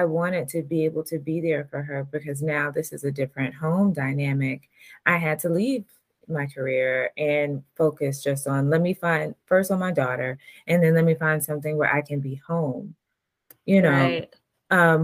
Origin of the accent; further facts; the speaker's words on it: Atlanta, Georgia, United States; I'm from Atlanta, Georgia